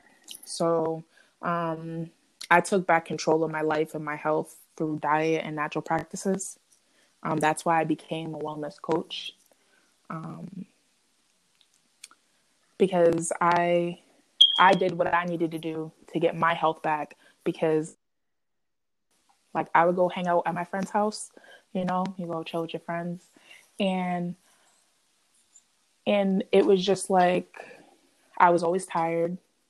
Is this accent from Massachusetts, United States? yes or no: yes; Boston, Massachusetts, United States; moved away; also born or lived in Connecticut; I'm from the Boston area in Massachusetts